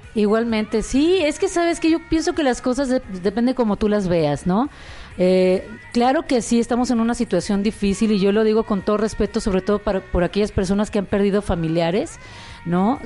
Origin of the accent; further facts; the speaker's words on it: Guadalajara, Jalisco, Mexico; moved away; also born or lived in Mexico City; nací en Guadalajara